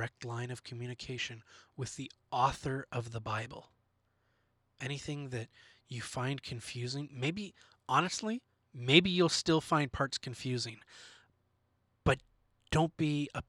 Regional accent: Canada; We are Canadian. We love it up here

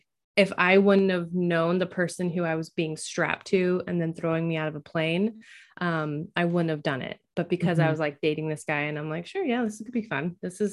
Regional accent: Oregon, United States; now in Washington, United States; The majority of my childhood was growing up in Oregon. So I grew up in Oregon, but now I live in Washington.

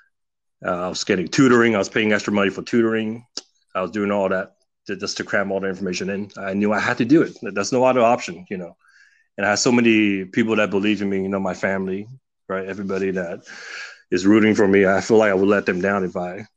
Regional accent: California, United States; an immigrant growing up in the States

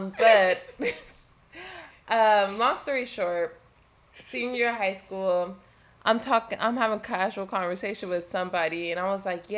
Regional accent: Canada; Like, I'm from Canada. Yeah. Like, I'm the queen Canadian here.

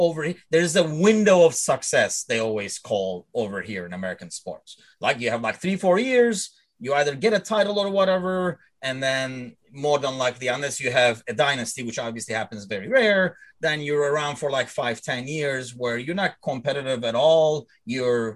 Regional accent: Turkey; now in United States; I'm originally from Turkey.

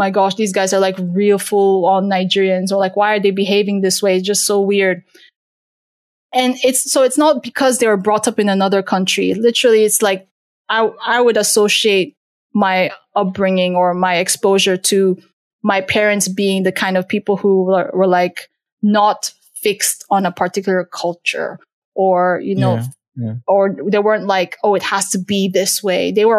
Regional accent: Turkey; born there; I was born in Turkey. So like I had a lot of, you know, Turkish, Middle Eastern influence as well.

